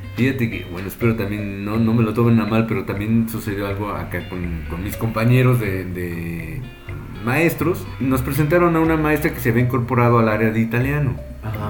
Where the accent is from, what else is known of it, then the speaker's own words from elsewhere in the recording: Mexico; yo, que soy mexicano